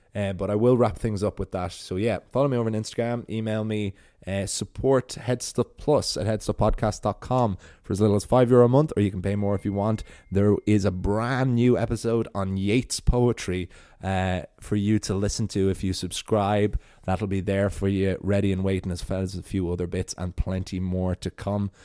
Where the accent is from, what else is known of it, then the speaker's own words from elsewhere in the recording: Wicklow, Leinster, Ireland; you can see Wales from my hometown